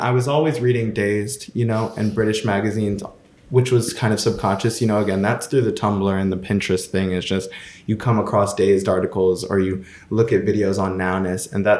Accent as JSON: {"language": "English", "region": "the South", "country": "United States", "tie": "born or raised there", "said": "And that is more the kind of growing up in the South thing, is you're able to kind of dream of going to other places"}